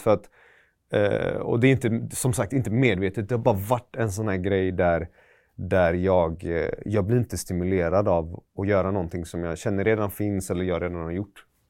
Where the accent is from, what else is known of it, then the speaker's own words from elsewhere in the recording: Gothenburg, Västra Götaland, Sweden; also born or lived in Iran; Jag är från Västra Frölunda-hållet. Jag har mm. bott i typ Högsbo, Pennygången